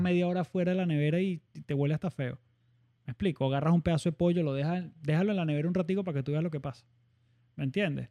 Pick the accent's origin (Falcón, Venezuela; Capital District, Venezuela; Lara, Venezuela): Lara, Venezuela; Barquisimeto; no soy de costa, soy de Barquisimeto